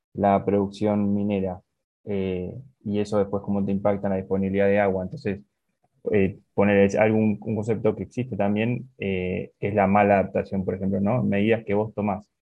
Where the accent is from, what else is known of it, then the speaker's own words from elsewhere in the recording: Argentina; como argentino